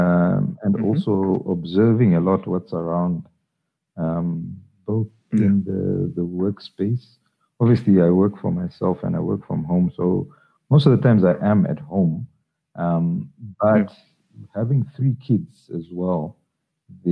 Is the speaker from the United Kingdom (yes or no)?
no; Zambia; moved away as an adult; now in South Africa; I was born in Zambia, I grew up in Zambia. I relocated to South Africa in 1999